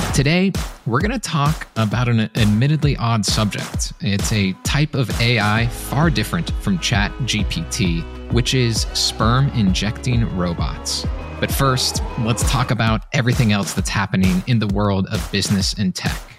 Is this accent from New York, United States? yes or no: no; Kansas City, Missouri, United States; my hometown of Kansas City